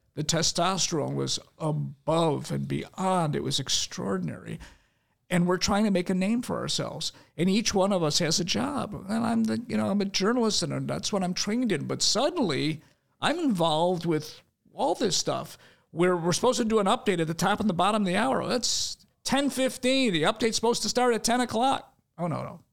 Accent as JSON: {"language": "English", "town": "Chicago", "region": "Illinois", "country": "United States", "tie": "born or raised there", "said": "I grew up in Albany Park"}